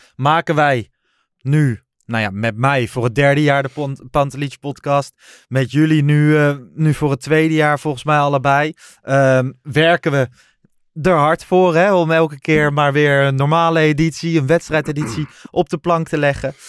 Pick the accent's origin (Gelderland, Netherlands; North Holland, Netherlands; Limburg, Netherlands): Gelderland, Netherlands; Lochem; ik kwam uit Lochem, uit de Achterhoek en niet uit Amsterdam.